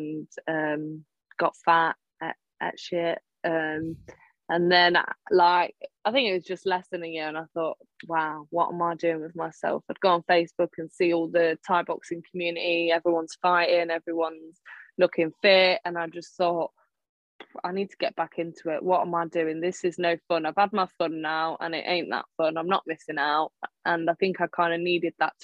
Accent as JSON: {"language": "English", "town": "Melton Mowbray", "region": "East Midlands", "country": "United Kingdom", "said": "I'm from Melton Mowbray, England."}